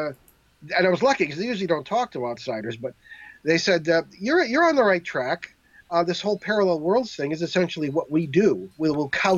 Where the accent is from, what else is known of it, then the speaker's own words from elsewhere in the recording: New England, United States; I'm from New England